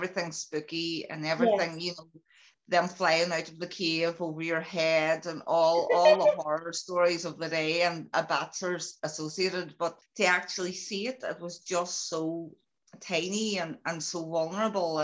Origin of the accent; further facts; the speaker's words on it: County Donegal, Ireland; now in Derry, United Kingdom; I'm originally from Donegal in the Republic of Ireland, but I'm now I live in a place called Derry, or Londonderry to some as well, that is in Northern Ireland